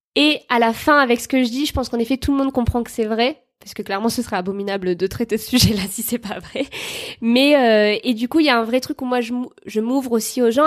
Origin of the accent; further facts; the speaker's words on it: Bordeaux, Nouvelle-Aquitaine, France; je viens de Bordeaux